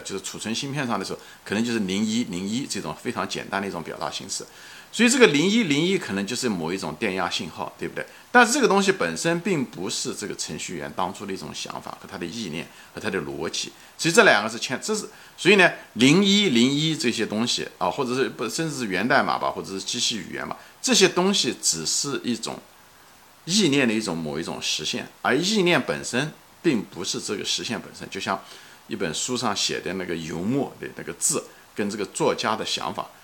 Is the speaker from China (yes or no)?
yes; China; 我们中国人很多人都是无神论者